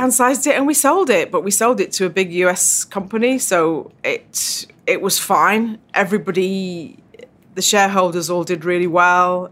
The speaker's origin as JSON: {"language": "English", "region": "Yorkshire and the Humber", "country": "United Kingdom", "tie": "born or raised there", "also_born_or_lived": "Tyrone, Northern Ireland", "said": "Grew up in Yorkshire in, uh, a little Irish diaspora bubble in South Yorkshire."}